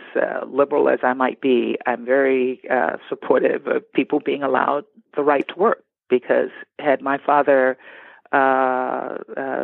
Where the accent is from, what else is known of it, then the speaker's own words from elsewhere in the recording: Baker, Louisiana, United States; I'm from Louisiana, a little town right outside of Baton Rouge called Baker